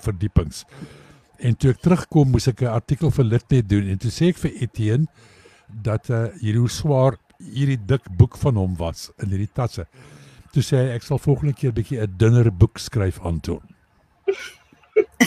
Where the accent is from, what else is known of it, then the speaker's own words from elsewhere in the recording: South Africa; ons is van Suid-Afrika